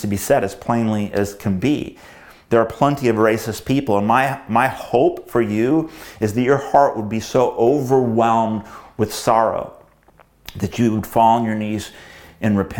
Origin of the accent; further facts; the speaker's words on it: United States; growing up in America